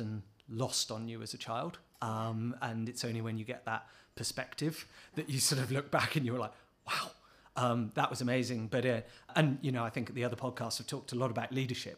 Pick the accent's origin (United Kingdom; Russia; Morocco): United Kingdom; now in Singapore; As a Brit